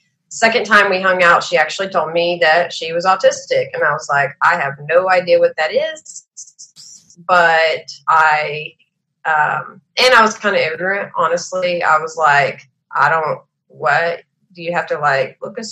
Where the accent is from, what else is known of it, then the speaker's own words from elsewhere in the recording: Texas, United States; I'm from Texas